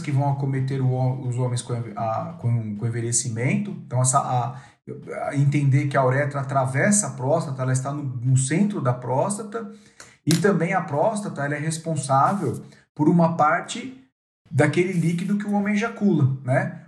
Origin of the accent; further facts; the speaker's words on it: São Paulo, Brazil; also born or lived in São José do Rio Preto; Eu sou paulistano